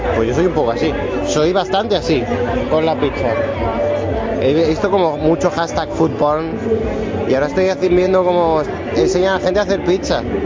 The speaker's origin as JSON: {"language": "Spanish", "town": "Badalona", "region": "Catalonia", "country": "Spain", "lives_now": "Barcelona, Spain", "said": "Yo soy de Badalona"}